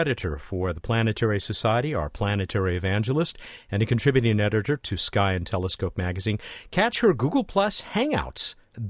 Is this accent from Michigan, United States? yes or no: no; Long Beach, California, United States; my hometown of Long Beach, California.